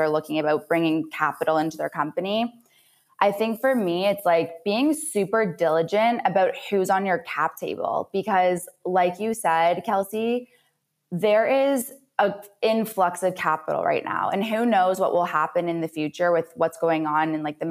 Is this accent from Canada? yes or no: yes; Canada; now in United States; I'm also a Canadian that moved to the US